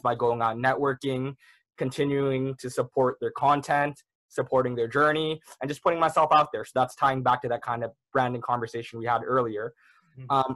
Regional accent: Toronto, Ontario, Canada; I was born and raised in the Malvern area. So that's kind of a little neighborhood down in Toronto.

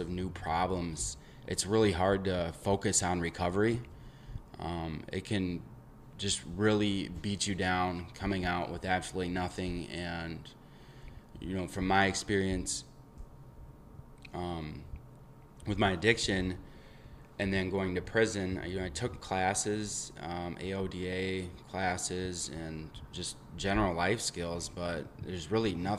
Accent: Eau Claire, Wisconsin, United States; I am from Eau Claire, Wisconsin

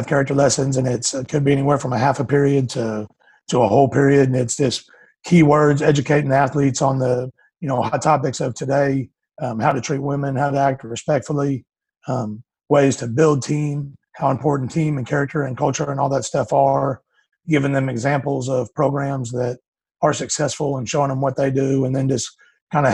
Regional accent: Houston, Texas, United States; also born or lived in Eastern New Mexico University; I grew up in Houston, Texas, just outside of Katy

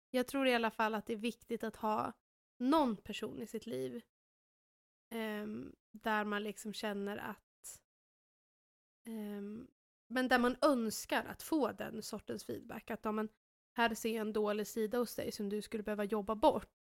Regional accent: Sweden; som svensk

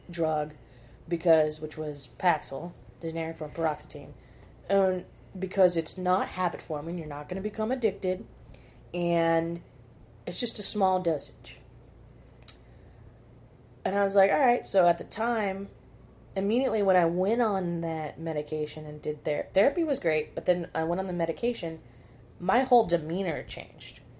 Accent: Arizona, United States; moved away as an adult; ended up moving back to Arizona, well, moving back to my hometown, moving back in with my parents

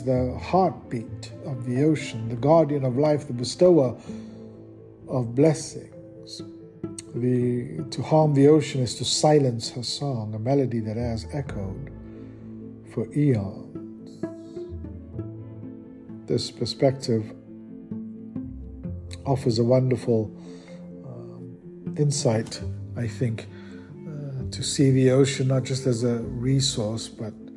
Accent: South Africa; South Africa, my home country

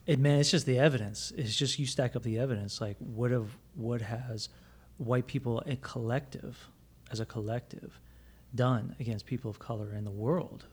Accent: Plant City, Florida, United States; growing up in Plant City

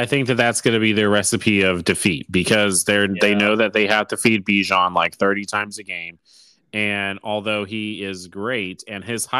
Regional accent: United States; I am American, so, and I love football, so there's that.

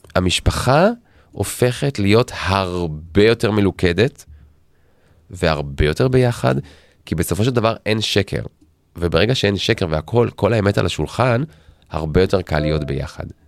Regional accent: Tel Aviv, Tel Aviv District, Israel; אנחנו תל אביבים במקור

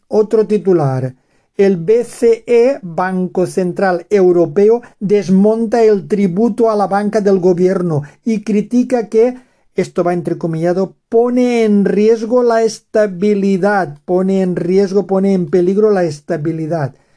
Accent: Valencian Community, Spain; Cheste está en la comunidad valenciana de donde yo soy

